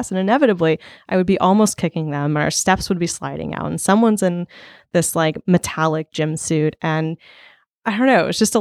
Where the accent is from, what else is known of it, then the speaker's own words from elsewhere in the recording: Sullivan, Missouri, United States; I am from Sullivan, Missouri.